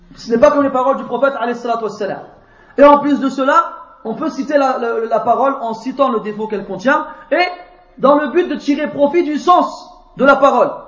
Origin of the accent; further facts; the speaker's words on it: France; je viens de France